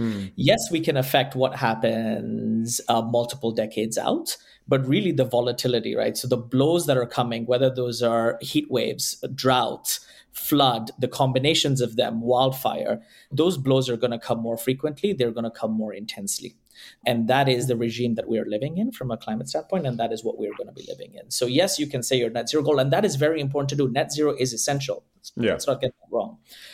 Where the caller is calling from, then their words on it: Bay Area, California, United States; the COO at Servest, calling from the Bay Area, California.